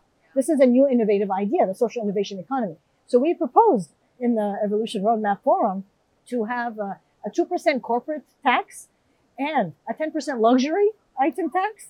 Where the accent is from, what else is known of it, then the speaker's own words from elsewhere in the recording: Jerusalem, Palestine; for fragile and violent places like Palestine. I'm from Jerusalem.